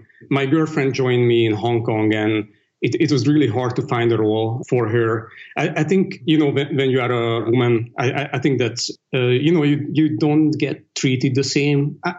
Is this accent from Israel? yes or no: no; Dublin, County Dublin, Ireland; I grew up in Europe, so all that stuff was actually pretty new to me. when I grew up, it really wasn't as cosmopolitan. I think Dublin had maybe one Indonesian restaurant, maybe a couple of Chinese restaurants.